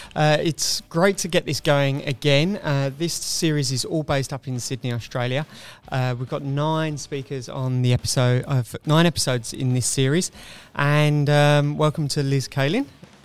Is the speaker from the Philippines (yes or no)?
no; England, United Kingdom; And it will be in imperial sizes for me because I'm English.